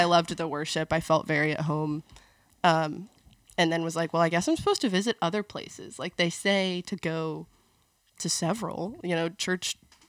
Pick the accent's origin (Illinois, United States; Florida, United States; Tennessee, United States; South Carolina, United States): Tennessee, United States; Memphis; moved away; I am from Memphis, Tennessee.